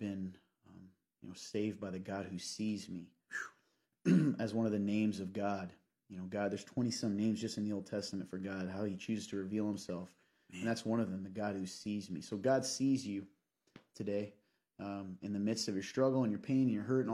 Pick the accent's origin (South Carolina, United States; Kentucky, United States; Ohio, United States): Kentucky, United States; I am from Kentucky